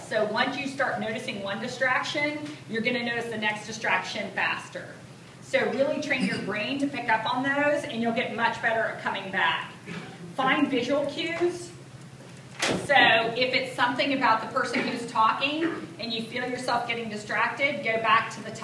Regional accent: the South, United States; I speak more slowly than most because I'm from the South

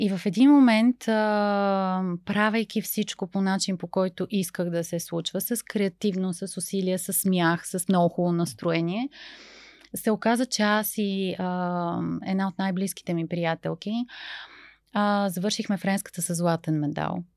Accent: Bulgaria; Вие идвате от някъде другаде, откъде идвате? И аз казах, от България, защо?

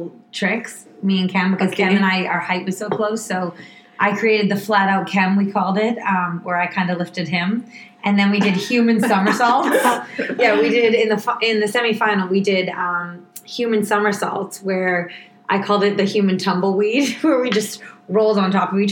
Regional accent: Woburn, Massachusetts, United States; moved away; I am from Boston originally. Woburn, actually

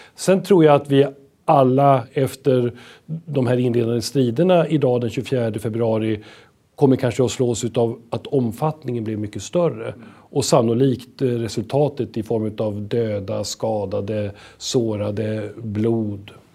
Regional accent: Sweden; som svenskar

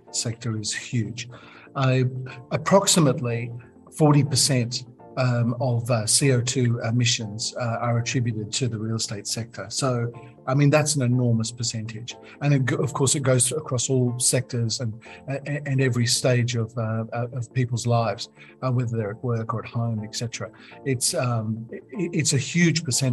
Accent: London, United Kingdom; moved away as an adult; also born or lived in Middle East / Asia; I was born in London.

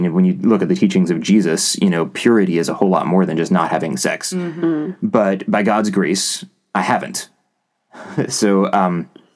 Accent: West Virginia, United States; I grew up in West Virginia

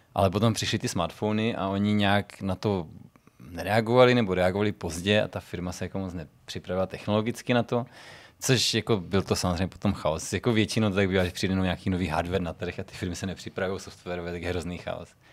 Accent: Czechia

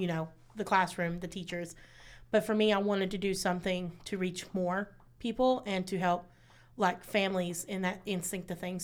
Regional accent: Martin County, Kentucky, United States; moved away as an adult; now in Lexington, United States; I'm from Martin County, um, I, also known as …

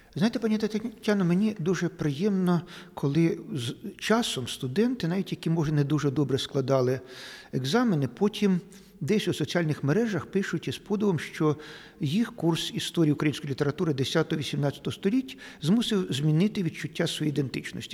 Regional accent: Eastern Ukraine, Ukraine; ми тут, на сході України

